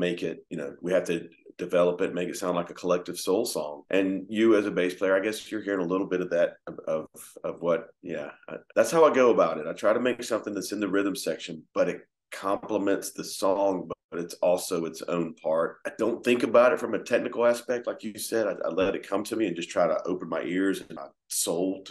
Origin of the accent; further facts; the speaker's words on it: Georgia, United States; us growing up in Georgia